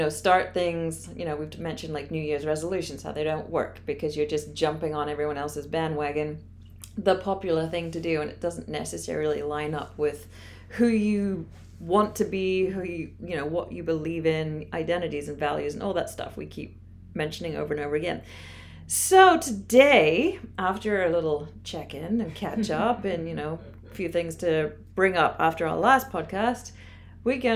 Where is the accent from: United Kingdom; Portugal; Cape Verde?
United Kingdom; England; moved away as an adult; I'm from England.